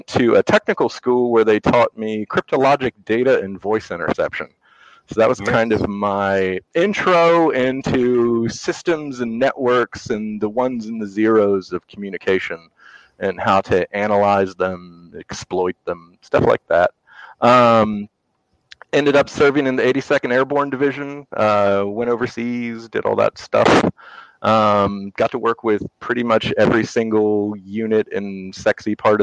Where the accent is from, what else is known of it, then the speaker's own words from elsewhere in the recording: Northern Virginia, United States; also born or lived in England; I grew up in Northern Virginia. I'm a rare Northern Virginia native